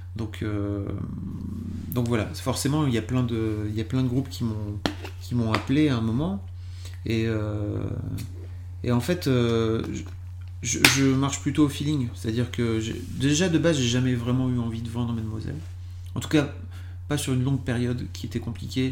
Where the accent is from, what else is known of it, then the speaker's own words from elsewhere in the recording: Lille, Hauts-de-France, France; je suis lillois de base